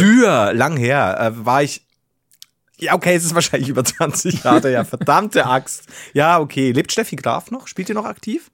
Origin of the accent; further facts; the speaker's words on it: Bavaria, Germany; als Bayer